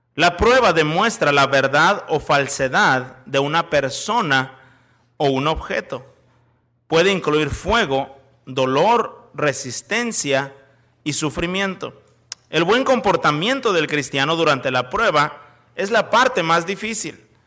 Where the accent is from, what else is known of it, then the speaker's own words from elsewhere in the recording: Monterrey, Nuevo León, Mexico; also born or lived in Chicago, United States; now in Celaya, Mexico; Soy de Monterrey, en México.